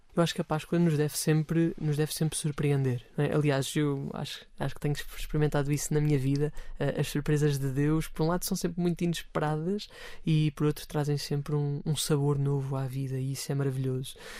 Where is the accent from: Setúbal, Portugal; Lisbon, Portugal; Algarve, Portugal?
Lisbon, Portugal; Amadora; na paróquia de onde eu sou originário